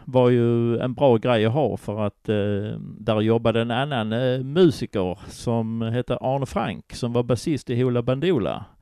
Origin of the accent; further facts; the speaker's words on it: Köpingebro, Skåne, Sweden; also born or lived in Simrishamn / Kåseberga / Malmö; sen hamnade jag i Kvarnby i Malmö innan jag hamnade i Köpingebro utanför Ystad. Så där växte jag upp sen under min skoltid